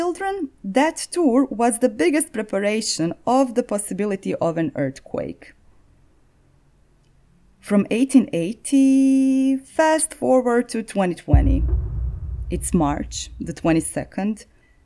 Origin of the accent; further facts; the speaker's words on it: Zagreb, City of Zagreb, Croatia; the history of my hometown